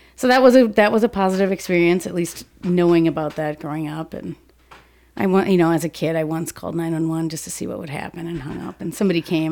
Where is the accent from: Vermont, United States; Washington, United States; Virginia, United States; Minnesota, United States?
Minnesota, United States; Saint Paul; I grew up in Saint Paul until I was about ten, and then we moved out to the suburbs